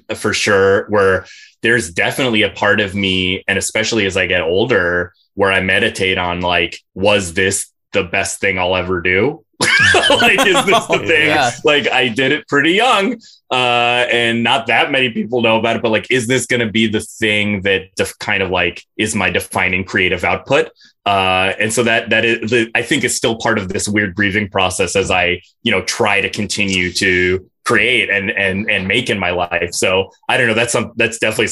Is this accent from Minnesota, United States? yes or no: yes; Minnesota, United States; Joe and I have known each other since we were six, and we grew up together in Minnesota